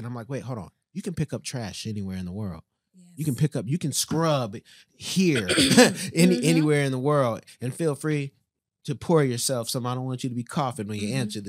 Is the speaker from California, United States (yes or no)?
yes; Oakland, California, United States; I'm from Oakland, but we also go through Africa, and God's got us.